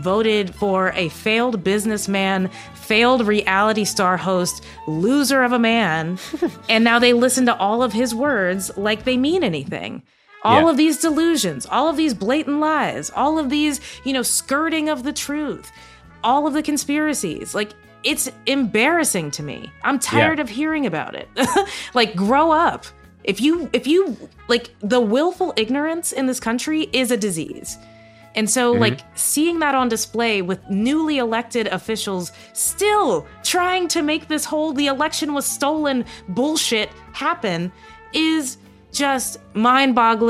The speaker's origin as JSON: {"language": "English", "region": "the South", "country": "United States", "tie": "born or raised there", "said": "I grew up in America. My family's been here since slavery times. Like, I'm from the South"}